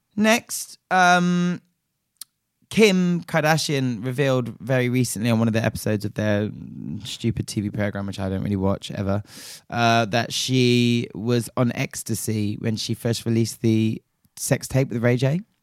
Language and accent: English; Nigeria; my home country of Nigeria